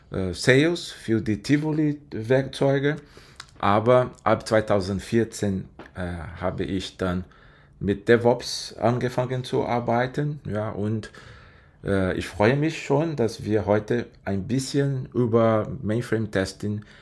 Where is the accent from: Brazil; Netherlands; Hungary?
Brazil; German is a second language; Äh, ich komme ursprünglich aus Brasilien, ich bin bei IBM seit 13 Jahren.